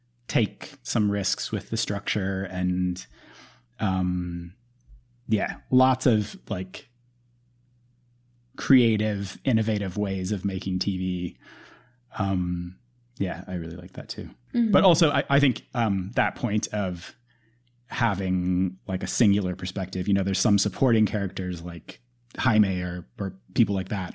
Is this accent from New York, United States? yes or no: yes; New York City, New York, United States; the way that I feel about being a New Yorker